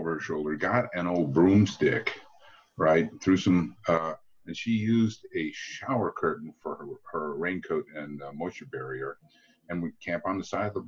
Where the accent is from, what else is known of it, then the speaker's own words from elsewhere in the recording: United States; I'm from the States